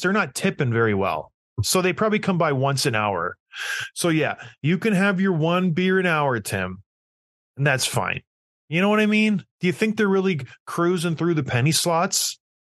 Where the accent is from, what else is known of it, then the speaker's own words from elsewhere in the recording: St. Catharines, Ontario, Canada; Saint Catharines, my hometown